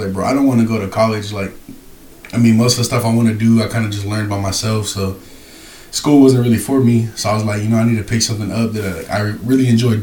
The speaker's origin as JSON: {"language": "English", "town": "Abilene", "region": "Texas", "country": "United States", "said": "I'm from Abilene"}